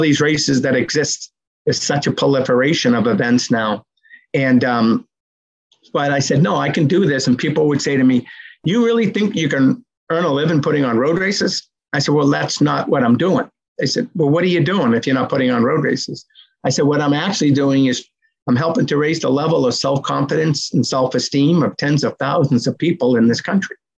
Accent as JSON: {"language": "English", "town": "Medford", "region": "Massachusetts", "country": "United States", "tie": "born or raised there", "said": "my hometown of Medford, Mass"}